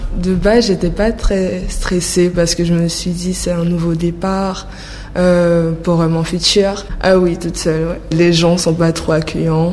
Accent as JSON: {"language": "French", "country": "French Guiana", "moved": "yes", "lives_now": "Paris, France", "said": "je suis guyanaise"}